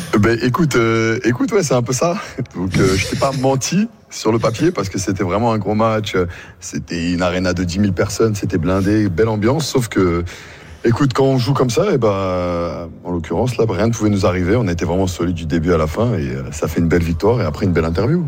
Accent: Paris, Île-de-France, France; moved away as an adult; also born or lived in Veszprém, Hungary; now in Hungary; on est parisien

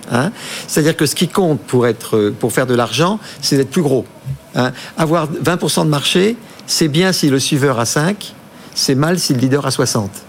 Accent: Brittany, France; on est breton, tout le monde le sait, on va parler de oui, on se de Bretagne, Pays Bigoudin, sud du Finistère.

